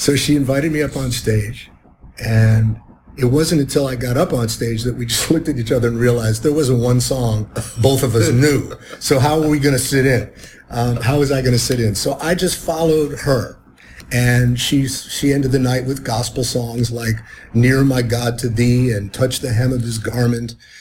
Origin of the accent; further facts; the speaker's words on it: Cleveland, Ohio, United States; I was growing up in Cleveland in the 60s and early 70s